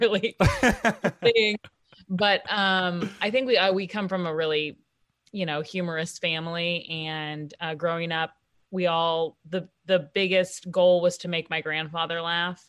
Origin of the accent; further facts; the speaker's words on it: Kansas City, Kansas, United States; also born or lived in Washington, D.C.; I'm from Kansas City, I'm come, from a working class family